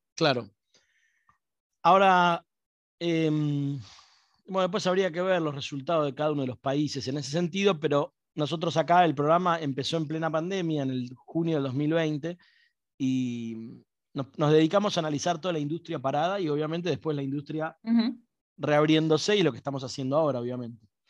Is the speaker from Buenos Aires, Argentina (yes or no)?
yes; Buenos Aires, Argentina; accent: porteño; como porteño tengo un problema para pronunciar